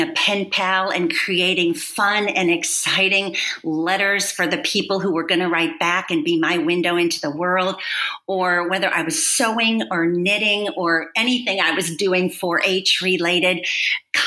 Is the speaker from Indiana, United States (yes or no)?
no; Wisconsin, United States; I grew up in Wisconsin on a dairy farm.